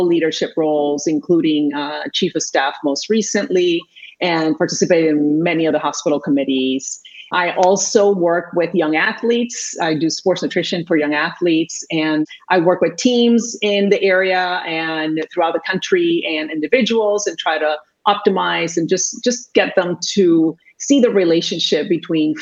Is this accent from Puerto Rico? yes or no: yes; Puerto Rico; first language Spanish; English is a second language; moved away as an adult; I was actually born and raised in Puerto Rico. I am Puerto Rican.